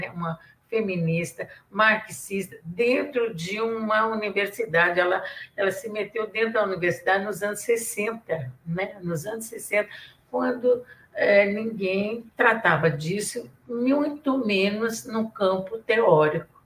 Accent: Minas Gerais, Brazil; accent: mineiro; Minha mineirice, minha caipirice. Eu sou caipira e sou mineira.

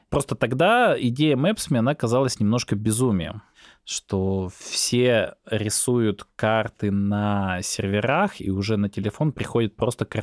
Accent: Belarus; а я сам из Беларуси

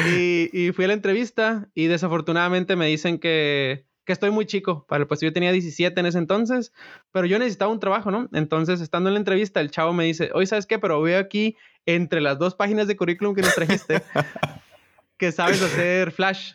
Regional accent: Culiacán, Sinaloa, Mexico; moved away as an adult; now in Los Gatos, United States; Yo soy de originario de Culiacán. Nací, viví en Culiacán hasta los 22 años.

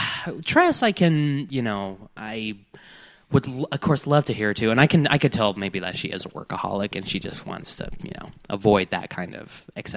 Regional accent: Colorado, United States; I'm from Colorado.

